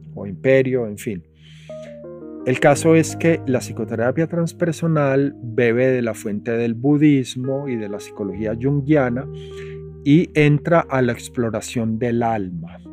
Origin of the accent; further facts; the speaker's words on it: Medellín, Antioquia, Colombia; moved away as an adult; also born or lived in United States; Cuando yo crecí en Medellín en los 70